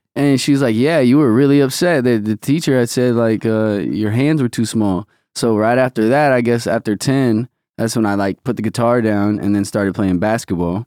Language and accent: English; Omaha, Nebraska, United States; moved away as an adult; now in Los Angeles, United States; Omaha raised me, obviously, till nineteen